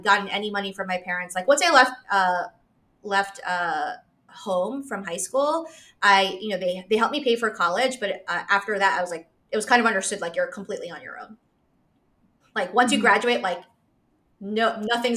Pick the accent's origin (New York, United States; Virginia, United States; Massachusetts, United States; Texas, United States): New York, United States; New York City; now in Charlotte, United States; I live in Charlotte, North Carolina. I grew up in New York City, in Queens.